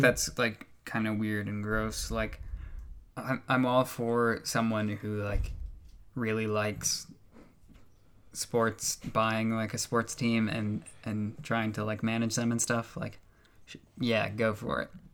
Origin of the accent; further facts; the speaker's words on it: United States; I'm the American here